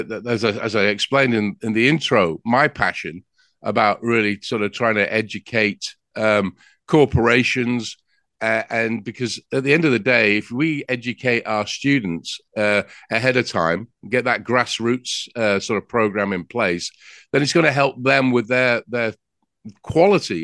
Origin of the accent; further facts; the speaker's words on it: England, United Kingdom; now in United States; I'm from England with that accent that I have.